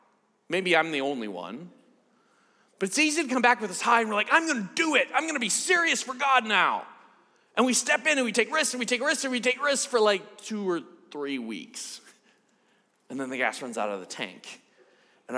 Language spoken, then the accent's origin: English; United States; I'm from the States